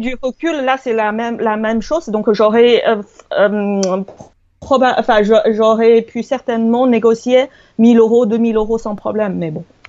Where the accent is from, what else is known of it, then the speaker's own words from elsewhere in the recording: China; now in France; je suis chinoise